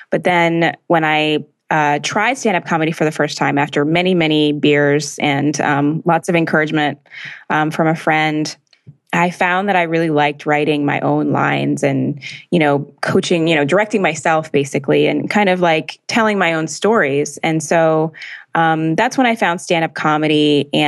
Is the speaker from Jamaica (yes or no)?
yes; Jamaica; born there; my whole family's from Jamaica, and I was born in Jamaica.